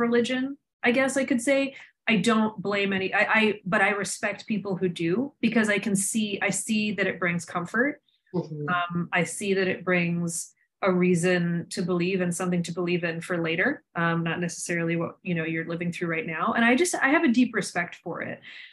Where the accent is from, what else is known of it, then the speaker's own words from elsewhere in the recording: Somerset, Pennsylvania, United States; moved away as an adult; now in New York, United States; growing up in Somerset